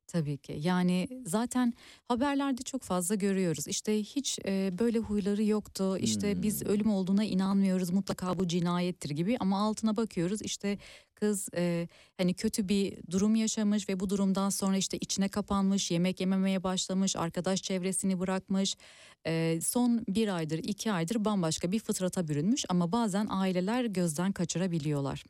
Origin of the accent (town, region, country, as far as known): Turkey